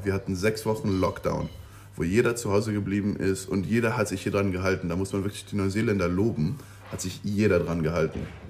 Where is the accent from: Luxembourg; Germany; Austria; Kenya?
Luxembourg; moved away as an adult; also born or lived in Aberdeen, Scotland; now in New Zealand; ich komme aus Luxemburg